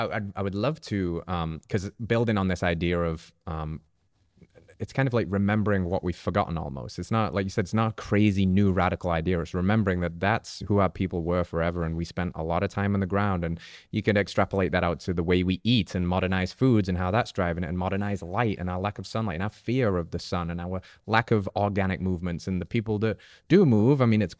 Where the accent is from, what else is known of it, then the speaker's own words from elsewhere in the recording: England, United Kingdom; I'm English.